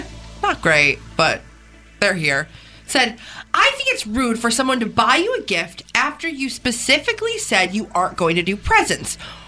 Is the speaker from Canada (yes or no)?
yes; Canada; I said, as a Canadian, I think the world gives us too much praise for the invention of poutine.